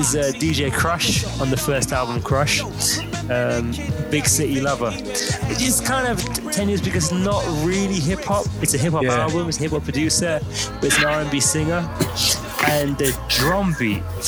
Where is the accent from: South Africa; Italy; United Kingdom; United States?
United Kingdom; London; I'm from London, which is comparable to New York